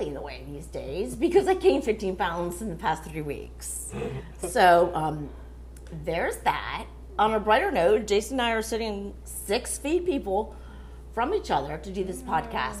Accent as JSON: {"language": "English", "town": "Miami", "region": "Florida", "country": "United States", "said": "I'm from Miami"}